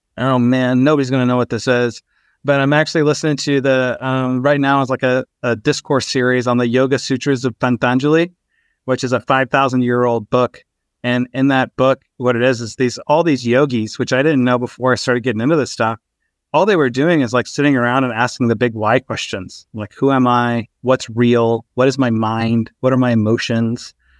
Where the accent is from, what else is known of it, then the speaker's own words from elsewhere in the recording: Texas, United States; also born or lived in Albany, New York; I was actually raised in Texas